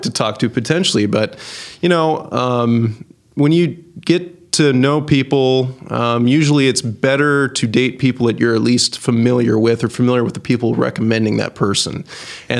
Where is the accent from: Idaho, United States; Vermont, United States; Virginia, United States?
Idaho, United States; moved away; I was born in Idaho, of all places